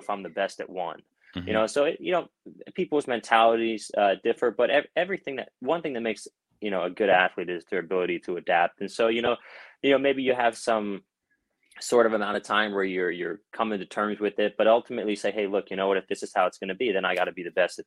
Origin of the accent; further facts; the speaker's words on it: Baltimore, Maryland, United States; also born or lived in London, England / Philadelphia, Pennsylvania; I was actually born in London, England, and we lived there for a couple of years, and then we moved to Philly, and now I live in right outside Baltimore, Maryland, and I've been here since about fifth grade, and I consider this my hometown